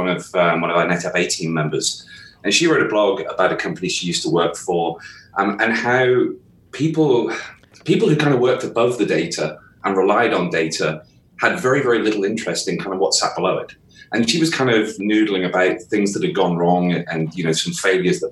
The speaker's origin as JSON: {"language": "English", "area": "southwest of the UK", "region": "South West England", "country": "United Kingdom", "said": "I'm from the southwest of the UK."}